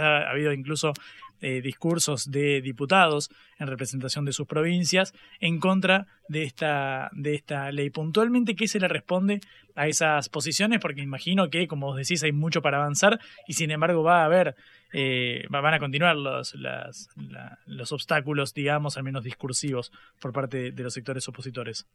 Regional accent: Buenos Aires, Argentina; somos egresados del Colegio Ecos, acá en Villa Crespo, en, la ciudad de, ah, Buenos Aires

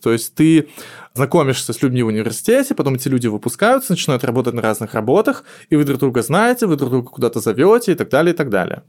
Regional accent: Moscow, Russia; я москвич

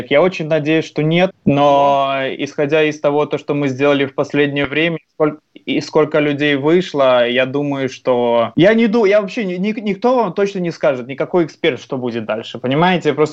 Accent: Belarus; Мы, мы белорусы, поверьте, мы очень мирные, очень открытые, очень дружелюбные, очень приятные люди

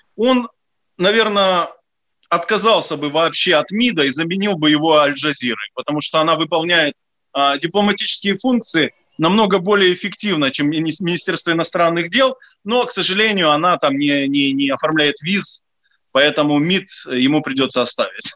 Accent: Odesa, Odesa Oblast, Ukraine; moved away; я одессит, и я был депутатом Одесского горсовета

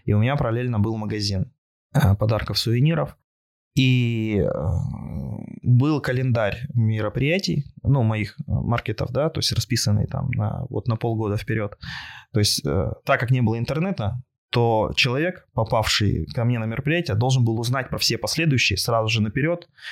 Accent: Yekaterinburg, Sverdlovsk Oblast, Russia; я родом из Екатеринбурга

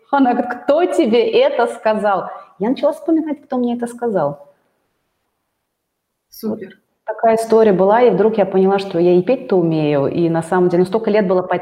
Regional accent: Russia; Мало того, что я вообще, я татарка да, и русское творчество, как бы я люблю его, все, но я как бы у меня нас дома никто русские народные песни не пел.

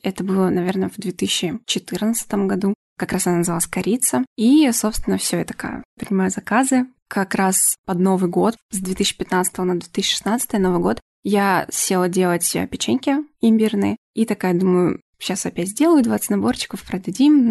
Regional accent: Orenburg Oblast, Russia; now in Moscow, Russia; я не из Москвы, я из э, Оренбургской области

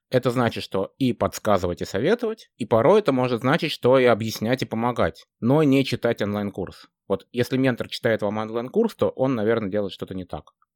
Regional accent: Moscow, Russia; moved away as an adult; now in Amsterdam, Netherlands; я вообще родом из Москвы, но последние 7 лет живу в э, светлом солнечном городе Амстердам

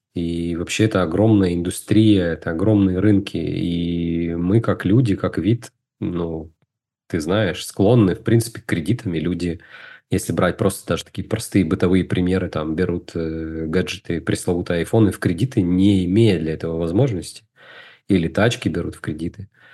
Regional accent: Izhevsk, Udmurtia, Russia; moved away as an adult; now in Moscow, Russia; Я э, вырос в Удмуртии, город Ижевск

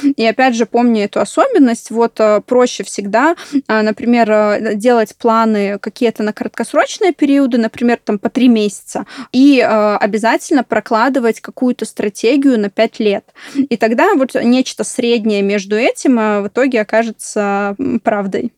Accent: Belarus; я просто сама из Беларуси

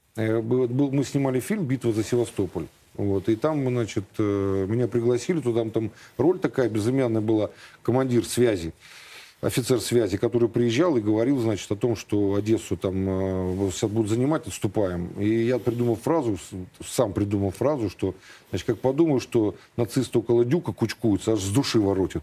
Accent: Bilibino, Chukotka Autonomous Okrug, Russia; moved away; also born or lived in Lithuania / Bulgaria; жили мы на Чукотке всю жизнь. Ну, долгое время, десять лет. В, так сказать, становление мое, как мальчишки, произошло на Чукотке с мужиками. В поселке Билибино строили атомную электростанцию

